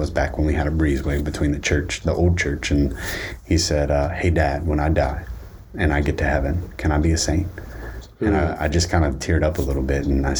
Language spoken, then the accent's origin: English; Opelousas, Louisiana, United States; I'm from Opelousas.